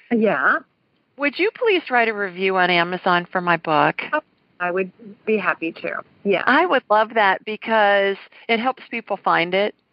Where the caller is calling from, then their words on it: Atlanta, Georgia, United States; I'm calling you from Atlanta, Georgia